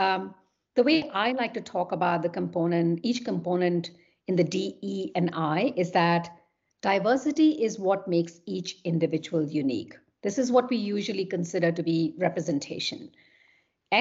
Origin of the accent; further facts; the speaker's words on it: Kolkata, West Bengal, India; moved away as an adult; also born or lived in London / Paris / Munich / Vienna; I'm originally from Kolkata in India